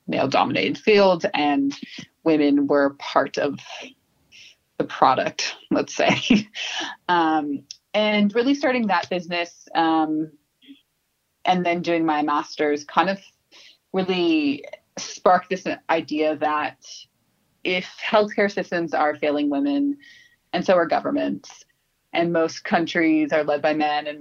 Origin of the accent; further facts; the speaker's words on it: Southern California, United States; accent: American; moved away as an adult; now in Sydney, Australia; I was born in Southern California, lived in California most of my life, came to Australia about almost 7 years ago